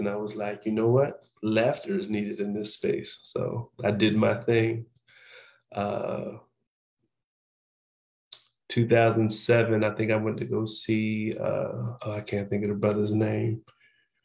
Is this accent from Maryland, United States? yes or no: yes; Annapolis, Maryland, United States; I'm originally from Baltimore, Maryland. I was raised in Annapolis, Maryland. But in Maryland, we moved around a lot.